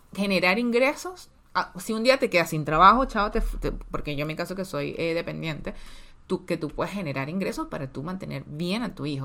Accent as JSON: {"language": "Spanish", "town": "Petare", "region": "Miranda", "country": "Venezuela", "tie": "born or raised there", "said": "nacimos en Petare, o sea, en la, en la zona más pobre, casi que de Venezuela"}